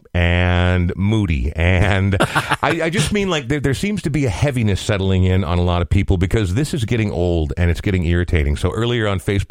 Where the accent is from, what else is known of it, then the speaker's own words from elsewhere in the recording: Coon Rapids, Minnesota, United States; growing up in Coon Rapids was not ideal